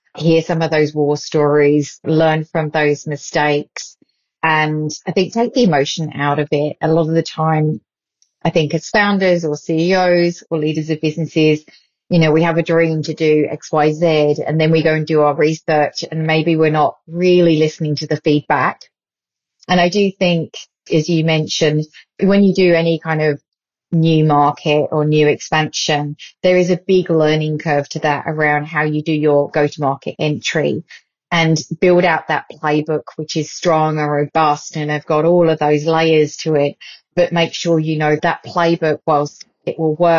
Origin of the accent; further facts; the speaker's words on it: United Kingdom; now in Australia; the UK a bit later on this year, which is my hometown